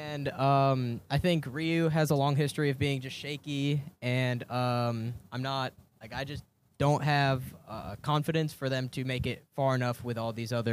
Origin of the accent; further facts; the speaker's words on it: Charlotte, North Carolina, United States; Charlotte, North Carolina.